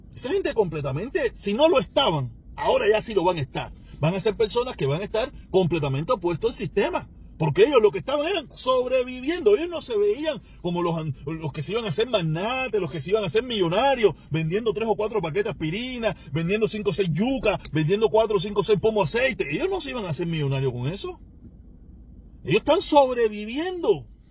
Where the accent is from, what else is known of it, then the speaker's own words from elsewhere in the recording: Cuba; mi país